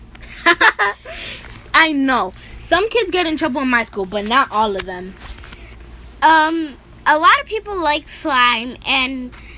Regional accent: New York, United States; We grew up in New York together

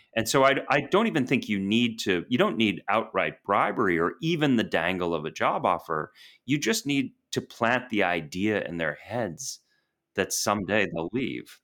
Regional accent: Boston, Massachusetts, United States; moved away as an adult; also born or lived in New York / London / Washington, D.C.; I grew up in Boston

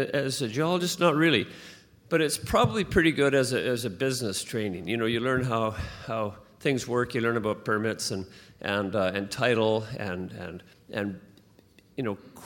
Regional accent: Vancouver, British Columbia, Canada; also born or lived in London; I was born in Vancouver

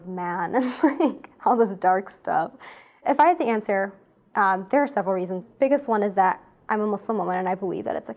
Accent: United States; I grew up in America

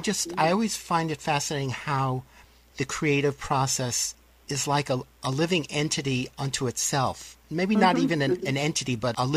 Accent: New York City, New York, United States; I grew up in New York City in a not very good neighborhood at all

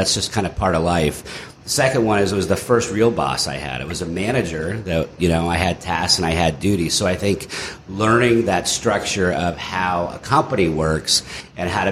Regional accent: Northern California, United States; moved away as an adult; also born or lived in Arkansas; growing up in Northern California

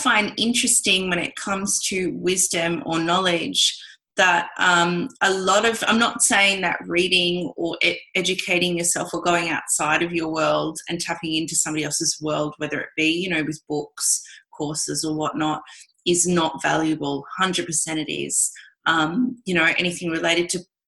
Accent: Australia; me being Australian

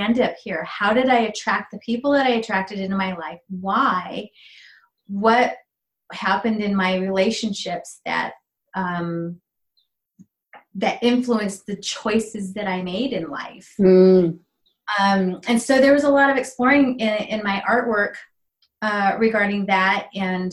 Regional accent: Arizona, United States; also born or lived in Mexico; now in Prescott, United States; I decided to move to Arizona, this is where I'm from

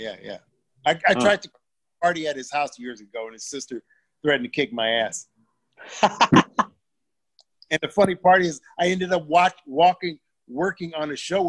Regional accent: Detroit, Michigan, United States; I'm from Detroit, so I knew Dennis Rodman.

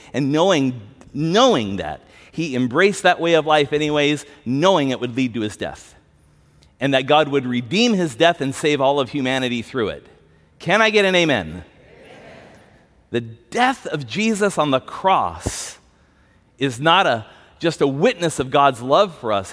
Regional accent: United States; we have as American Christians

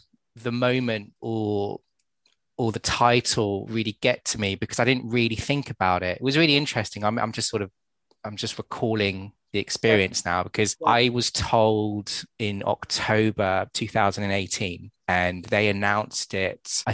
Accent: United Kingdom; As British people over in the UK

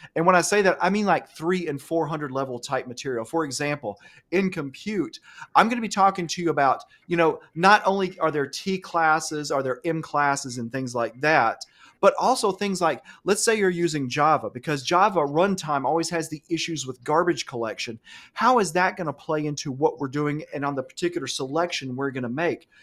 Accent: Alabama, United States; I grew up here in Alabama. I have an Alabama education

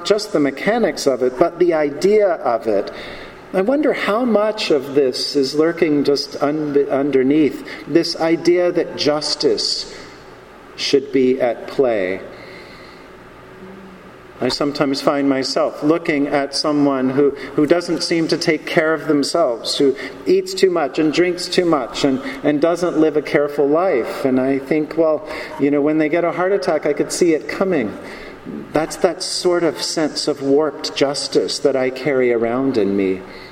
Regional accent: the American South, United States; Growing up in this country, growing up in the American South

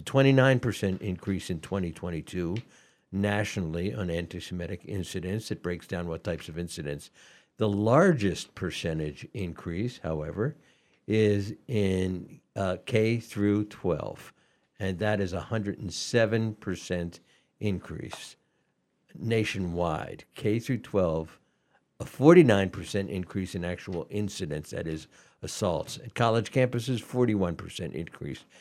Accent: Atlanta, Georgia, United States; moved away; I was raised in Atlanta

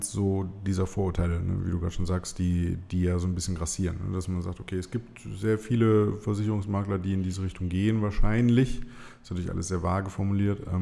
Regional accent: Wuppertal, North Rhine-Westphalia, Germany; Ich habe zwar in einer anderen Stadt studiert, aber immer noch in meiner Geburtsstadt Wuppertal gelebt

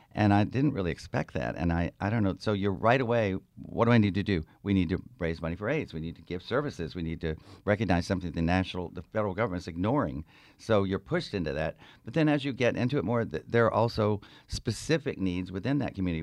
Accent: the South, United States; moved away as an adult; also born or lived in Georgia / South Carolina; now in San Francisco, United States; I was born in the South, uh, Georgia, South Carolina, and my parents were very Southern. We never moved above the Mason Dixon line

